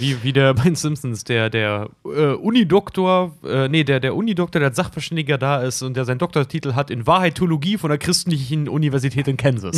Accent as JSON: {"language": "German", "area": "the East", "region": "East Germany", "country": "Germany", "tie": "born or raised there", "said": "ich bin nun mal im Osten groß geworden"}